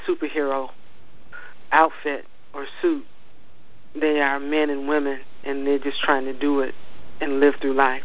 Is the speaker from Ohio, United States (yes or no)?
yes; Ohio, United States; now in Maryland, United States; though I am not originally from Maryland, I'm from Ohio, I am a Marylander in that I love my crab